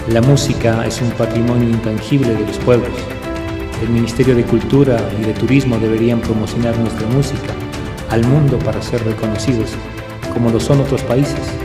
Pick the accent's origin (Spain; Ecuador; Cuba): Ecuador; nos hace vivir lo que somos los ecuatorianos.